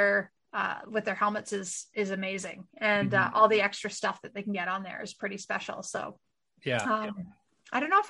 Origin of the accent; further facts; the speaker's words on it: Winnipeg, Manitoba, Canada; growing up in Winnipeg, we used to always play down in Minnesota